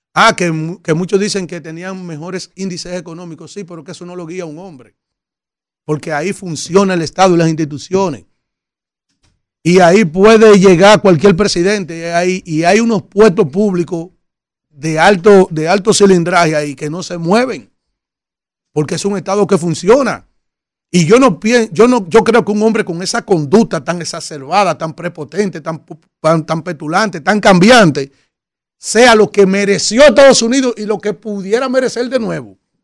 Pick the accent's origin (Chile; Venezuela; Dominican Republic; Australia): Dominican Republic; Los dominicanos somos trabajadores